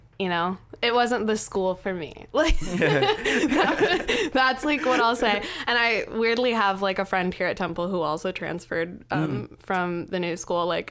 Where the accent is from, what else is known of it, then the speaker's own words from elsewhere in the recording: Lincoln, Nebraska, United States; moved away as an adult; also born or lived in New York; now in Philadelphia, United States; my hometown is Lincoln, the capital